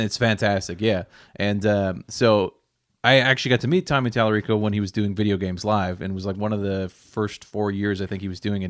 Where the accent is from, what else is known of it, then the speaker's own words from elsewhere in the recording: Nova Scotia, Canada; growing up in Nova Scotia